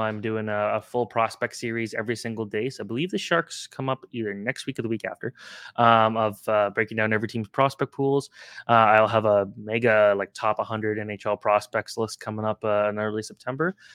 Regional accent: Oakville, Ontario, Canada; my hometown of Oakville, Ontario

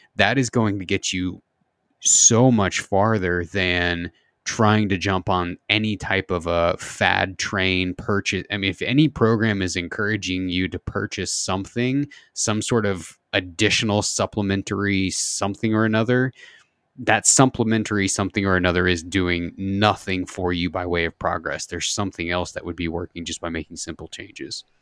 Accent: Southern Indiana, United States; I grew up in the Midwest, uh, in, in Indiana, Southern Indiana

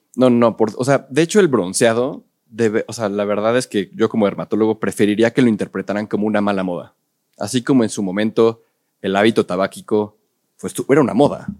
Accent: Mexico City, Mexico; la gran mayoría somos chilangos

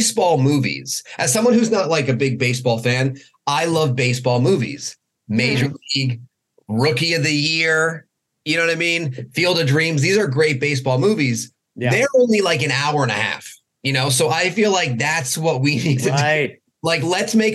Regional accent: Connecticut, United States; I'm from Connecticut.

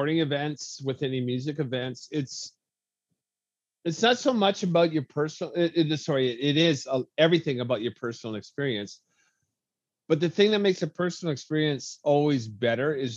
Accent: Lethbridge, Alberta, Canada; my hometown

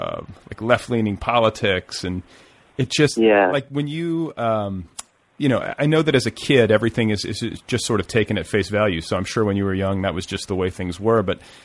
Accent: United States; also born or lived in Indiana / Wisconsin; I'm from Indiana and Wisconsin. My parents are sort of conservative Southern folk

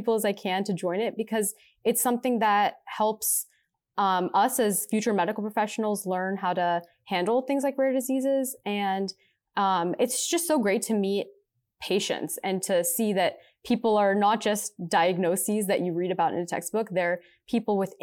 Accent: Pittsburgh, Pennsylvania, United States; moved away as an adult; now in Cleveland, United States; I'm originally from Pittsburgh, Pennsylvania

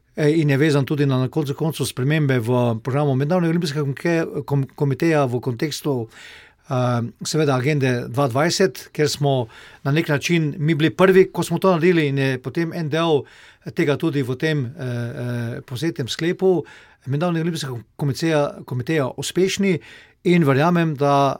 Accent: Slovenia

